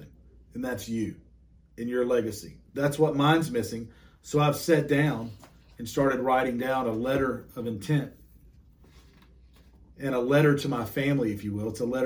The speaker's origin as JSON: {"language": "English", "area": "Cleveland County", "region": "North Carolina", "country": "United States", "tie": "born or raised there", "said": "I grew up in Cleveland County. It's a couple of counties over west of Charlotte, of Mecklenburg County"}